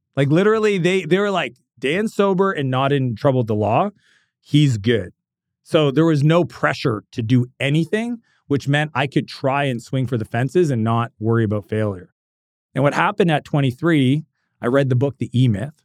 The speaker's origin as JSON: {"language": "English", "country": "Canada", "said": "I'm Canadian"}